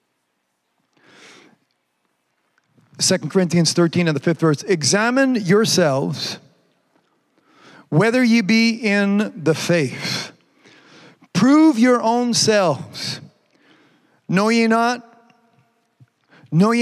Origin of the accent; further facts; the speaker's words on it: Canada; I'm from Canada